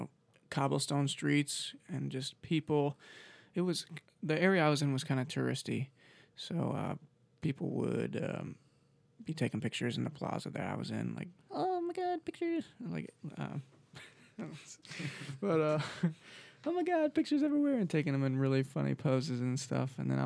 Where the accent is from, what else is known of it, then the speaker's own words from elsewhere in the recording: United States; Like, here I am, English. Like, cater to me because I'm from America.